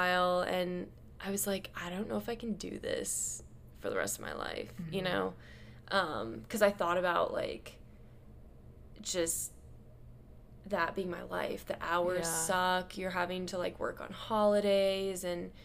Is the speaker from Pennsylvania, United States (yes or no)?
no; Omaha, Nebraska, United States; moved away as an adult; also born or lived in Chicago; growing up in Omaha